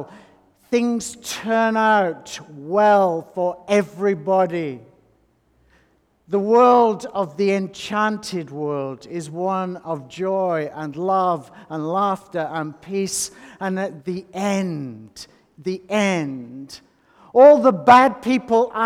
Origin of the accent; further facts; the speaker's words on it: North West England, United Kingdom; I grew up in the Northwest England